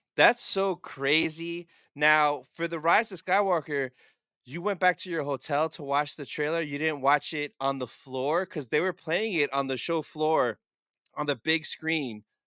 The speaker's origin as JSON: {"language": "English", "country": "United States", "said": "I'm an American guy in a foreign country in Europe"}